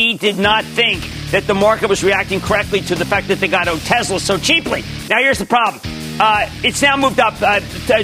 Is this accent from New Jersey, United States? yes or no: yes; New Jersey, United States; my home state of New Jersey